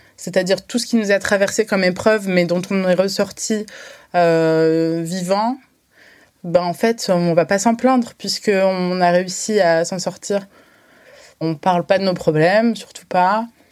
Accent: France; en France, en tant que franco-algérienne

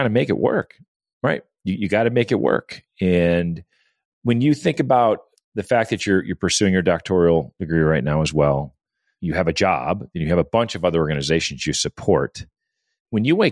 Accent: Midwest, United States; I'm a Midwest guy

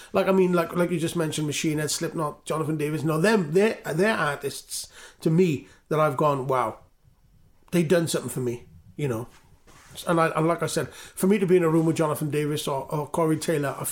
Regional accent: Newport, Wales, United Kingdom; I'm from Newport

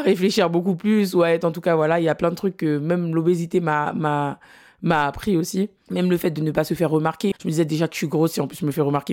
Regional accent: French Guiana; je viens de la Guyane

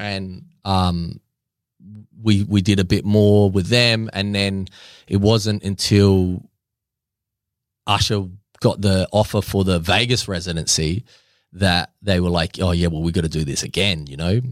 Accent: Australia; I'm Australian

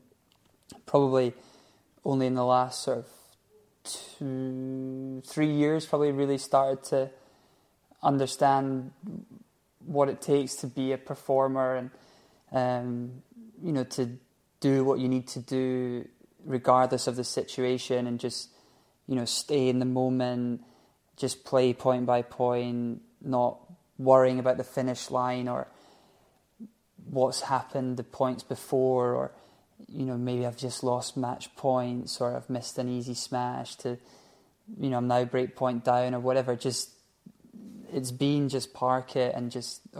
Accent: Scotland, United Kingdom; we're from Scotland

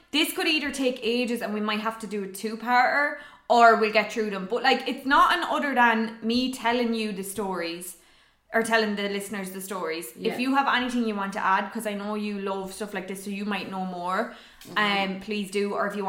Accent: Ireland; we're Irish and we're women

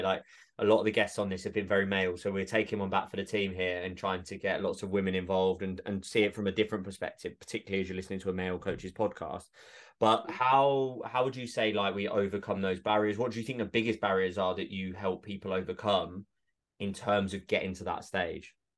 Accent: Essex, East of England, United Kingdom; moved away; also born or lived in Edinburgh; I grew up in Essex

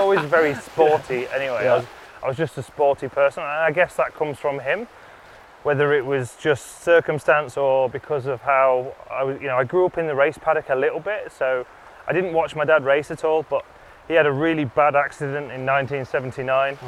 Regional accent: Lincolnshire, East Midlands, United Kingdom; I was born in the Midlands, moved to the East Coast in Lincolnshire

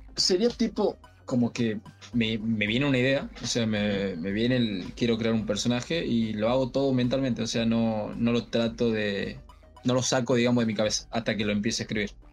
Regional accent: Tucumán, Argentina; acá de Tucumán, que soy de Tucumán

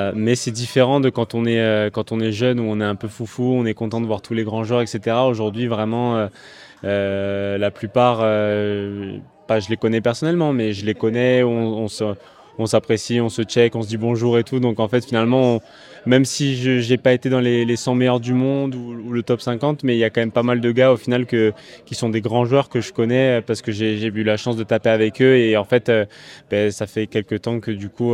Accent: Bastia, Corsica, France; je suis né à Bastia, donc euh, évidemment je viens de Corse

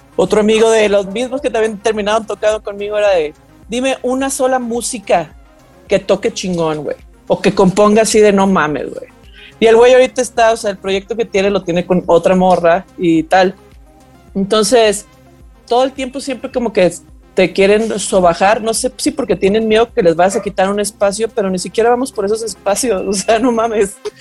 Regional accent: Guadalajara, Jalisco, Mexico; soy música em, de Guadalajara

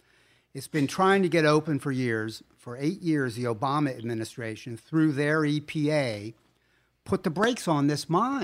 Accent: United States; born there; I was born in America.

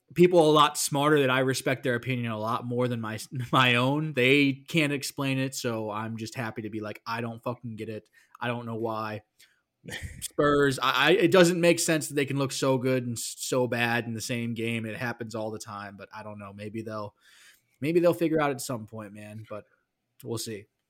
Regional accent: Missouri, United States; I am from Missouri. We are the show me state.

